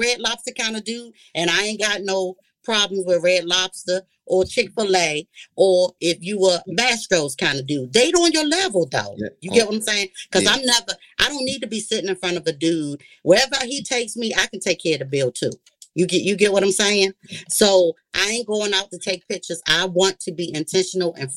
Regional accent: Washington, District of Columbia, United States; I'm from the Washington, D.C. area

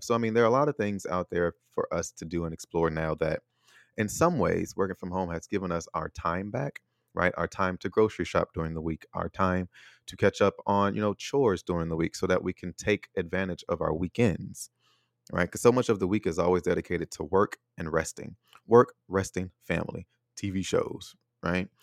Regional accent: United States; moved away as an adult; also born or lived in Taiwan; now in Chicago, United States; my hometown, my home country

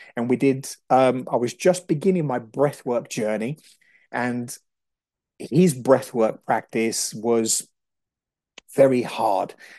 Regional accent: Brazil; moved away; I'm Brazilian, so I understand about, you know, the shamanic work. I grew up in Brazil

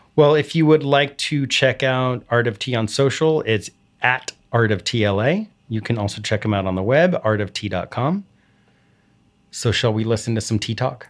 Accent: Texas, United States; I grew up in Texas where iced tea was, was daily.

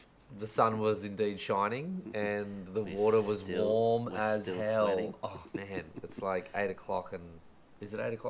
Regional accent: Forster, New South Wales, Australia; because I'm from Foster.

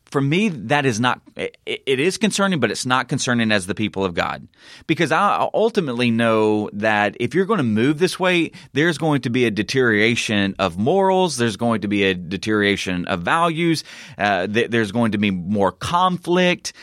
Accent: Southern United States, United States; accent: Southern; my Southern accent

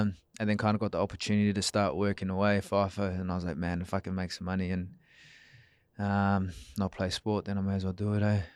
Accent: Perth, Western Australia, Australia; also born or lived in New Zealand; I was born, uh, yeah, in New Zealand, but I grew up in Australia, yeah, so I moved over here with my parents

